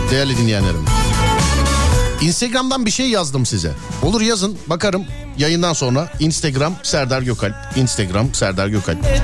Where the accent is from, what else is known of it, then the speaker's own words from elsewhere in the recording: İzmit, Kocaeli, Turkey; İzmit. İzmit. Peki. Neresinden İzmit'in? Merkez İzmit. Merkez.